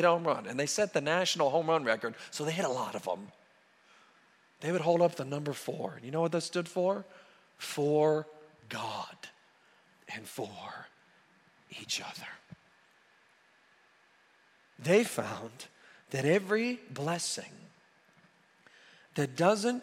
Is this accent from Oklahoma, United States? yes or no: yes; near Norman, Oklahoma, United States; I grew up near Norman, and so obviously I'm an OU fan